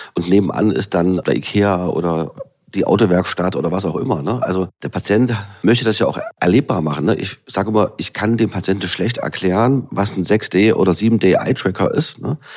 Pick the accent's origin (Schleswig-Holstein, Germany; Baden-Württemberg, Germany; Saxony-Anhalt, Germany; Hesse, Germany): Saxony-Anhalt, Germany; Halle; also born or lived in Leipzig; Ich bin ja gebürtiger Hallenser sozusagen, kenne hier die Region, äh, bin hier zu Hause